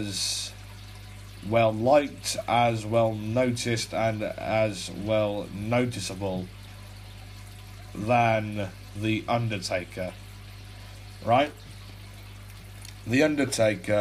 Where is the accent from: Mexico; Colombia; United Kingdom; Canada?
United Kingdom; England; I'm a 17-year-old Brit, right? I'm from England